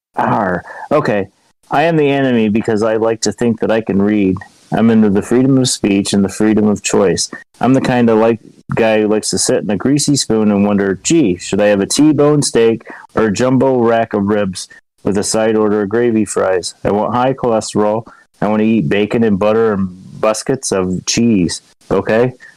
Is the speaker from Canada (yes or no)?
no; New York, United States; I'm from New York